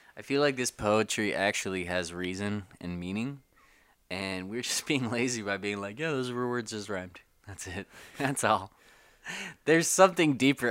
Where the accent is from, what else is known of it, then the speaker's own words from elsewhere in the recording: California, United States; born and raised in Cali, and I was the first in my family to do so